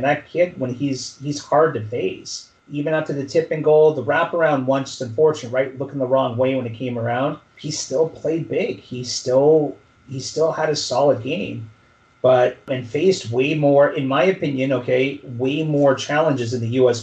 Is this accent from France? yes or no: no; Canada; as Canadian